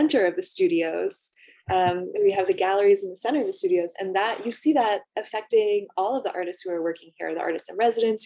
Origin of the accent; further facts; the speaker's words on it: Los Angeles, California, United States; also born or lived in San Diego; I'm from Los Angeles, but actually, yeah, spent a lot of time in San Diego growing up.